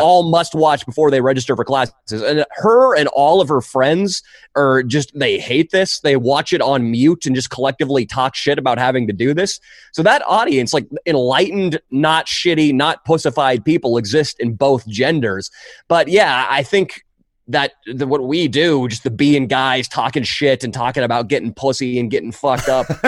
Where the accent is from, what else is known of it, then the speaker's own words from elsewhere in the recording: Northern California, United States; I grew up in California, Northern California